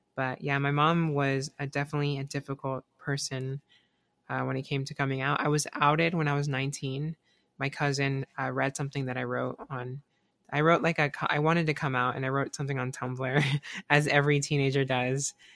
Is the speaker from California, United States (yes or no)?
no; South Carolina, United States; now in Florida, United States; I, I grew up in South Carolina